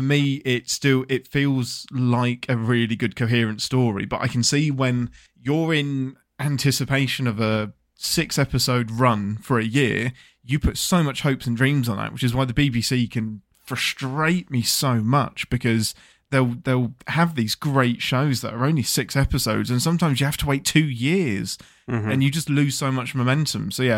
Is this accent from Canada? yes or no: no; England, United Kingdom; I'm English.